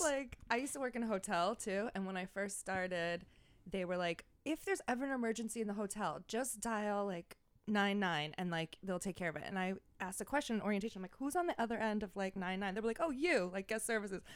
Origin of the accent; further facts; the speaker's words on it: Franklin Square, New York, United States; moved away as an adult; now in New York City, United States; I'm from Franklin Square